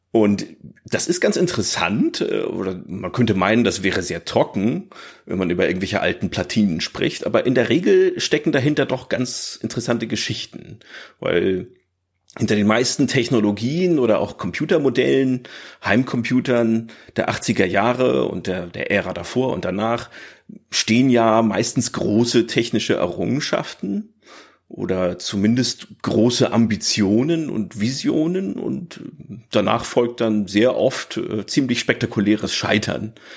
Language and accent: German; Northern Germany, Germany; Ich bin halt aufgewachsen hier im Norddeutschland, vielleicht hört man das ein bisschen